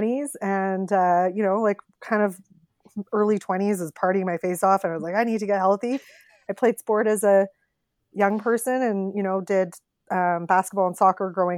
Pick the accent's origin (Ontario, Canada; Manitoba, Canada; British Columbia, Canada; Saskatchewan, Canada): Saskatchewan, Canada; Regina; moved away as an adult; now in Calgary, Canada; I'm from Regina. I went to the University of Regina, got a journalism degree, and worked in Regina at CTV, and then ended up coming to Calgary